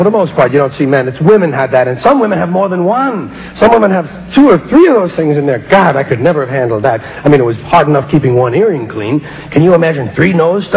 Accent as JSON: {"language": "English", "country": "United States", "said": "I'm an American"}